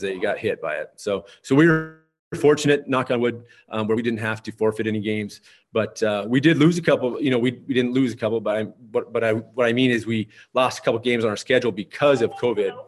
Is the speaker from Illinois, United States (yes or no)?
no; Lisbon, North Dakota, United States; also born or lived in Valley City, North Dakota; now in Towner, United States; I grew up in Lisbon, North Dakota, and, uh, and graduated from there in nineteen ninety-two